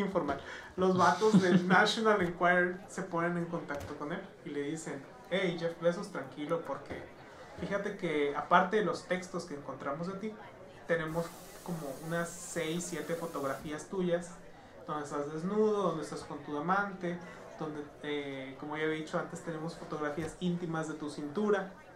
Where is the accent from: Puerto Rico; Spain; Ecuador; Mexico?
Mexico; nosotros como personas mexicanas